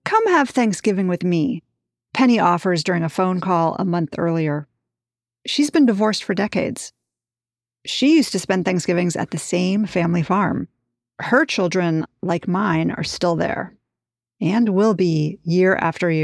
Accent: New York, United States; I grew up in New York

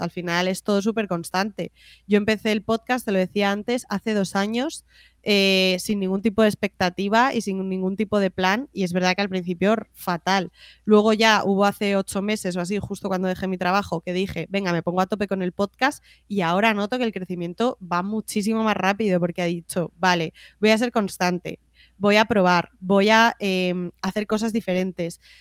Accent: Madrid, Community of Madrid, Spain; also born or lived in Canary Islands; yo soy de Madrid y me encanta Madrid

